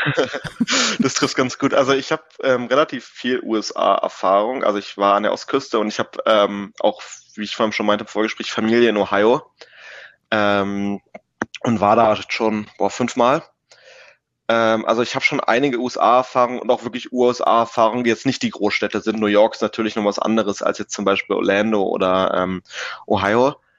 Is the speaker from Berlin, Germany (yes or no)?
yes; Berlin, Germany; ich bin gebürtiger Berliner und habe auch bis auf mal so ein paar Monate Ausnahme für ein Praktikum ähm, in Berlin gelebt. Ich bin groß geworden in Steglitz-Zehlendorf in Lichterfelde